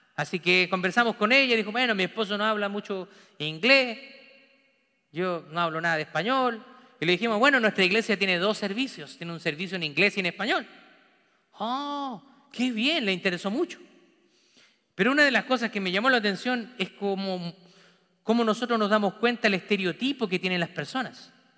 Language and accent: Spanish; Chile; moved away as an adult; now in United States; Mi familia sanguínea está toda en Chile. La familia de mi esposa también está toda en Chile.